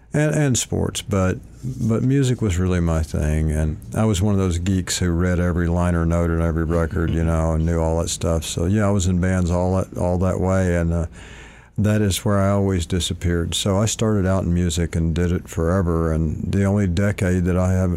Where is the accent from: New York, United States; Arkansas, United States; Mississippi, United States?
Arkansas, United States; Malvern; moved away as an adult; also born or lived in Hot Springs, Arkansas / Houston, Texas; now in California, United States; I was born in Hot Springs, but raised in a town called Malvern